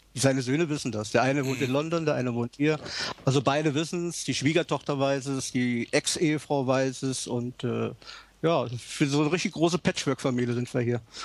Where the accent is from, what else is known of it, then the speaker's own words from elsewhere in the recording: Bad Sobernheim, Rhineland-Palatinate, Germany; moved away as an adult; also born or lived in West Berlin / Bad Münster am Stein; now in Perth, Australia; Ich bin gebürtiger Rheinland-Pfälzer